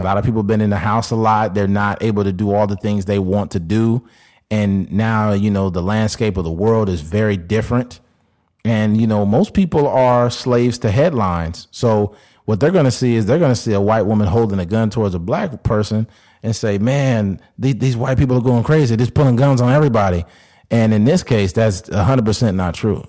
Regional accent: California, United States; me and Keith, growing up in California

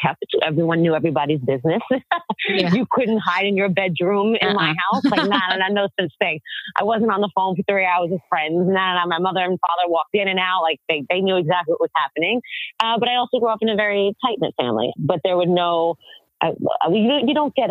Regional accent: New York City, New York, United States; also born or lived in Brooklyn, New York; I was born in Brooklyn. I grew up in Staten Island, New York

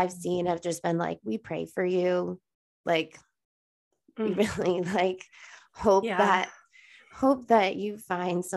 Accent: Buffalo, New York, United States; we are from Buffalo, New York

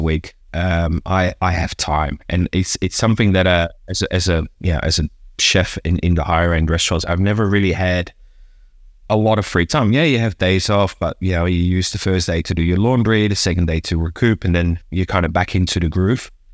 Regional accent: Hilversum, North Holland, Netherlands; moved away; also born or lived in Amsterdam; I grew up, uh, Amsterdam and, and kinda one of the, the, the, the suburban towns of Amsterdam, a place called, uh, Hilversum

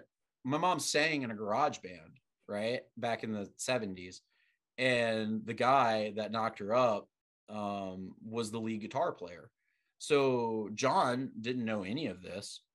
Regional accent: LaPlace, Louisiana, United States; I'm from LaPlace, which is, 30, 40 minutes from like civilization.

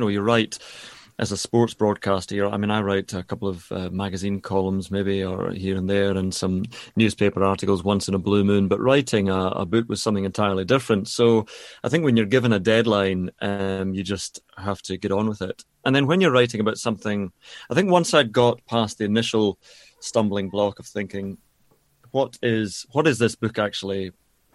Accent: Scotland, United Kingdom; I'm Scottish

